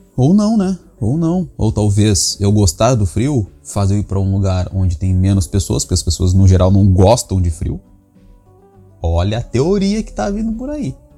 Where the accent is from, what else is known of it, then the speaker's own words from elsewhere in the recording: Rio Grande, Rio Grande do Sul, Brazil; also born or lived in Aveiro, Portugal; now in Trás-os-Montes, Portugal; eu sou de uma região do Brasil, do Rio Grande do Sul, bem lá embaixo, cidade do Rio Grande, perto do Chuí, perto de Pelotas